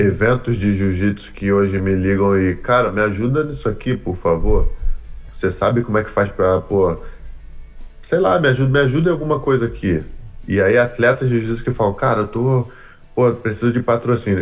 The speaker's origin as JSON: {"language": "Portuguese", "country": "Brazil", "moved": "as an adult", "lives_now": "United States", "said": "eu saí do Brasil para aprender jiu-jitsu com um americano"}